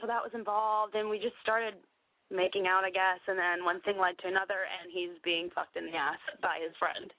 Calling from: Hudson, Florida, United States; I'm 25. I'm calling from a town called Hudson, Florida.

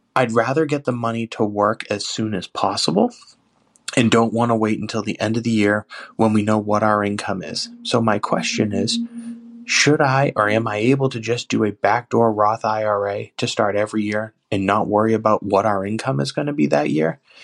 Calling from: Danvers, Massachusetts, United States; I'm calling from Danvers, Massachusetts

